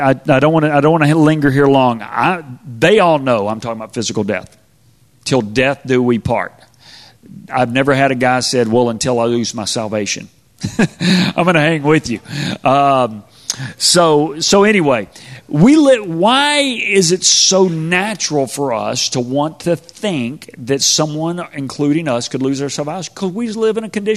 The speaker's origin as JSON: {"language": "English", "town": "Spring", "region": "Texas", "country": "United States", "tie": "born or raised there", "said": "I grew up in Spring, Texas"}